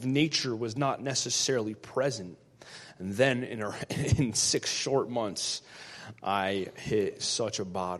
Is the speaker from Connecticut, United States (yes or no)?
yes; Connecticut, United States; I'm 31 years old. I'm from Connecticut